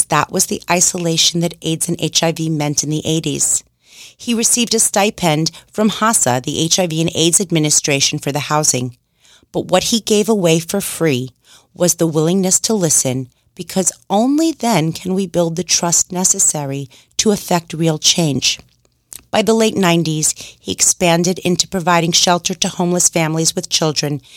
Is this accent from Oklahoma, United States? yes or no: no; New York City, New York, United States; my hometown of New York City